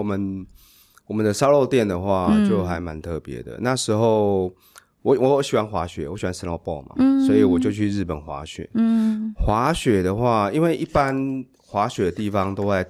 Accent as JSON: {"language": "Chinese", "region": "Hsinchu County", "country": "Taiwan", "tie": "born or raised there", "moved": "yes", "said": "因为我是新竹县出生的。嗯，对，我想要从自己的家乡出发。"}